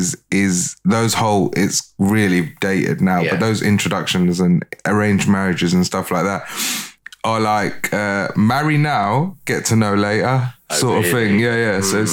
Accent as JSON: {"language": "English", "region": "London", "country": "United Kingdom", "tie": "born or raised there", "said": "Northwest London."}